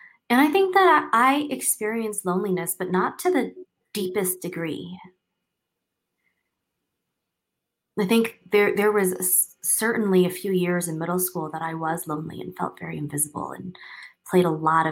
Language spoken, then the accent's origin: English; Taipei, Taiwan; moved away as an adult; also born or lived in Seattle, United States; I grew up in Taiwan and I went to a school there in Taipei.